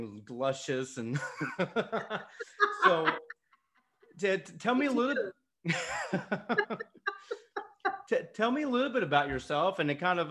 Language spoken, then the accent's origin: English; North Georgia, United States; I grew up in North Georgia